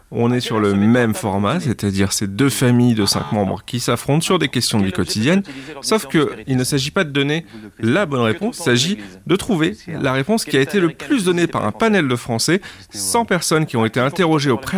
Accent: Toulouse, Occitania, France; À Toulouse, on habite tous les deux, elle de Paris, moi je suis de Toulouse

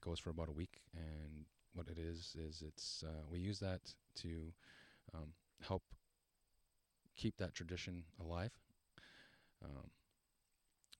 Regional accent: Shawanaga First Nation, Ontario, Canada; I'm from Shawanaga First Nation. I am Ojibwe

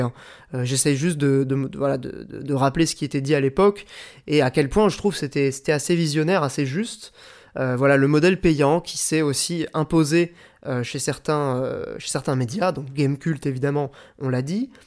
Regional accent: the Nord, Hauts-de-France, France; j'ai grandi dans le Nord

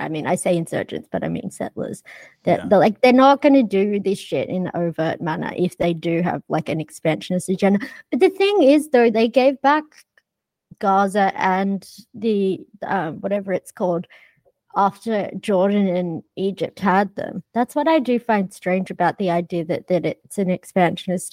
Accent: Australia; I grew up in Australia

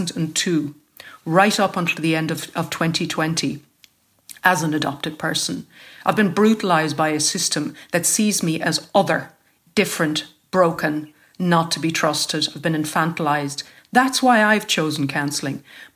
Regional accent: Cork, Munster, Ireland; born there; It says that I was born in County Dublin. I wasn't. That's what they write about people who were born in Cork.

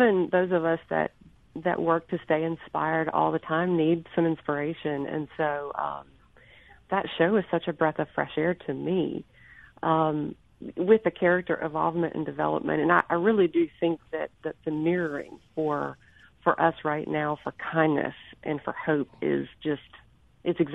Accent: Pearl, Mississippi, United States; now in Jackson, United States; Rankin County raised

